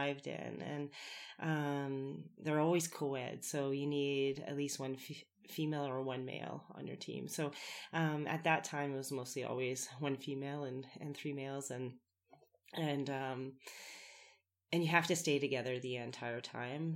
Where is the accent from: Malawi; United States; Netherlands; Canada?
Canada; Winnipeg, Manitoba; now in Canmore, Canada; I come from Winnipeg, Manitoba